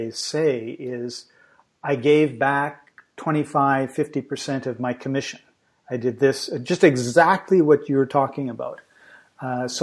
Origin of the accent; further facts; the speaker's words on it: Vancouver, British Columbia, Canada; I'm talking to you from Macedonia in Europe, but I come from Vancouver, BC, Canada